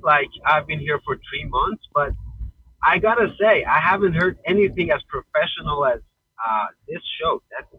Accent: Iran; English is a second language; I'm from Iran.

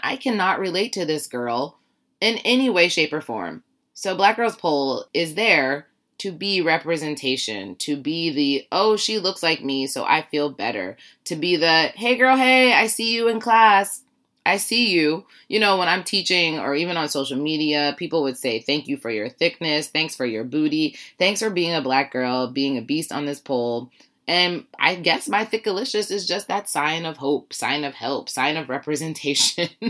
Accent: Warren, Ohio, United States; I'm from Warren, Ohio.

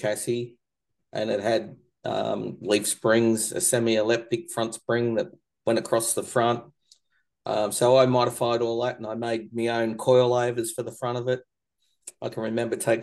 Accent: Korumburra, Victoria, Australia; where I grew up here in Currumburra with me mum and dad

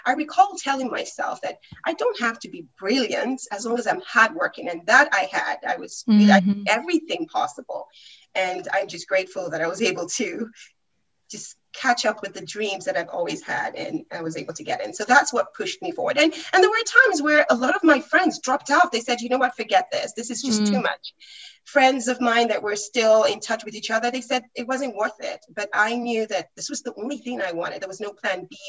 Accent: Nigeria; moved away; I'm originally from Nigeria.

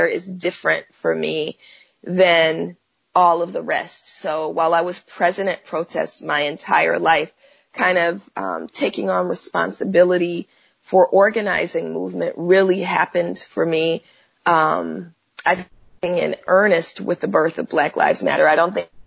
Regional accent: Oakland, California, United States; I'm from Oakland, California, and I was born in the 70s, even though that still makes me 29, right? but, you know, being raised in what's, you know, most of us in Oakland call the Panther Cub generation

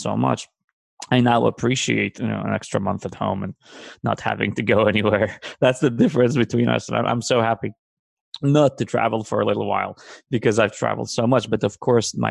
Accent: Israel; English is a second language; moved away; the town I grew up in Israel when we immigrated to Israel

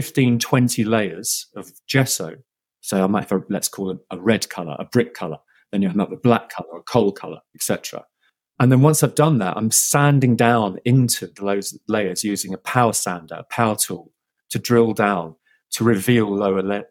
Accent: London, United Kingdom; I am a Londoner. I've been brought up in the outskirts of London, the suburbs

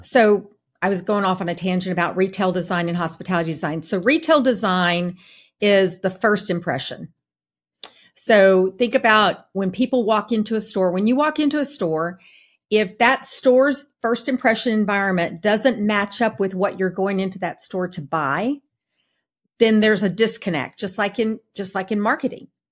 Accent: Texas, United States; now in Atlanta, United States; I'm from Texas.

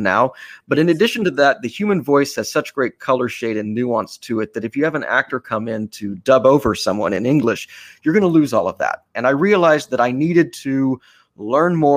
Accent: Austin, Texas, United States; moved away as an adult; now in New York City, United States; my hometown of Austin

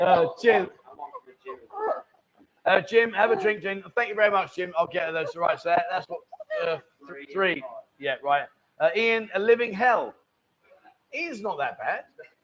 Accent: Canada; I'm Canadian Chinese living in Zhongtian.

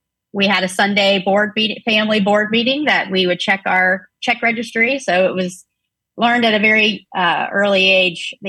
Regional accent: Pensacola, Florida, United States; also born or lived in Tampa, Florida / 30A area, Florida Gulf Coast; I'm originally from Pensacola, Florida

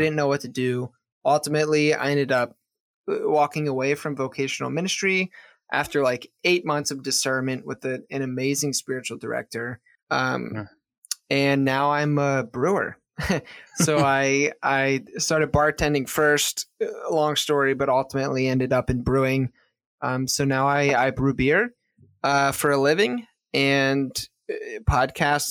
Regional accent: Maryland, United States; moved away as an adult; also born or lived in Pennsylvania / South Florida; I'm from Maryland. So I moved from Maryland to South Florida

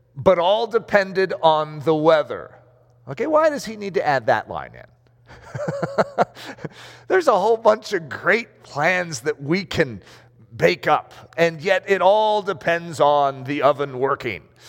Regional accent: United States; I'm American.

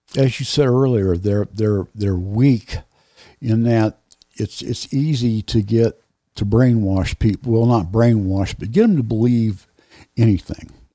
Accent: United States; as an American

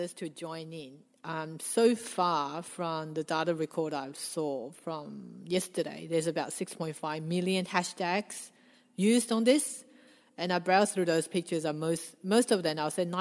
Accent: Australia; growing up in Australia

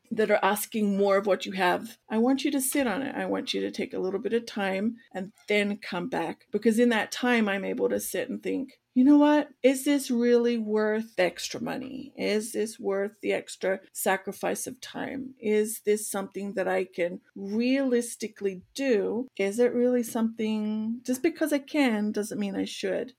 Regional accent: Australia; as an Australian

